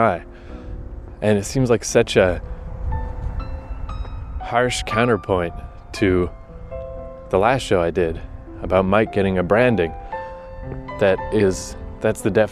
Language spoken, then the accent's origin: English; Fredericton, New Brunswick, Canada; the Harvest Jazz and Blues Festival that happens every year in my hometown